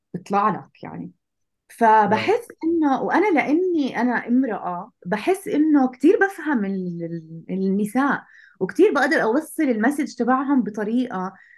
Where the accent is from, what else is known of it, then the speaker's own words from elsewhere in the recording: Jordan; عندنا بالاردن